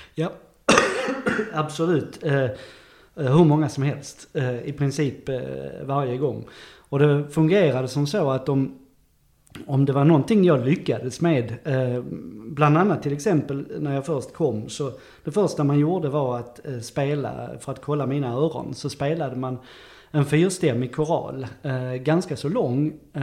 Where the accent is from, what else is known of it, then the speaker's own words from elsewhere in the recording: Löddeköpinge, Skåne, Sweden; also born or lived in Saint Petersburg; jag är född i Löddeköpinge